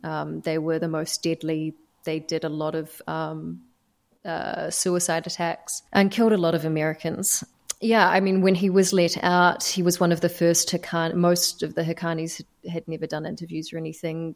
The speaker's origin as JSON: {"language": "English", "country": "New Zealand", "also_born_or_lived": "Doha, Qatar", "moved": "as an adult", "said": "by being a New Zealander"}